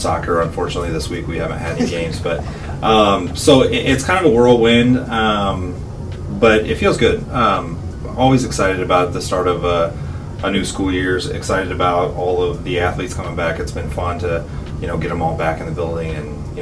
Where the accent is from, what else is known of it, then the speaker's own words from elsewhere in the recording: Jacksonville, Illinois, United States; I'm born and raised in Jacksonville, went to Jacksonville High School